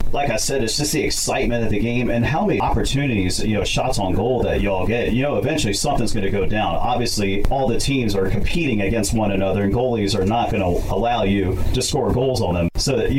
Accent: Cincinnati, Ohio, United States; now in California, United States; That's just my hometown. I take a lot of pride being from Cincinnati, even though I love living out here in California.

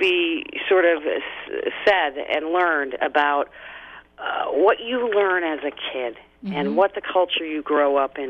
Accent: Chicago, Illinois, United States; moved away as an adult; now in Southern California, United States; I grew up in Chicago, moved here, you know, in my mid-20s

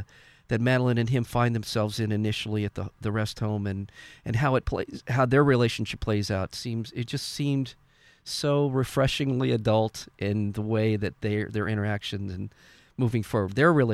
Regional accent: Canada; now in United States; being Canadian, it does seem, from where I'm sitting, that the Canadian society culture is much more likely to support the arts

